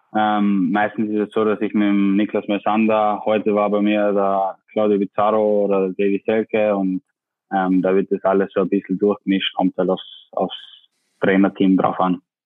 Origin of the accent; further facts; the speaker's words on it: Tyrol, Austria; accent: Austrian dialect; now in Bremen, Germany; mein Dialekt ist nicht weg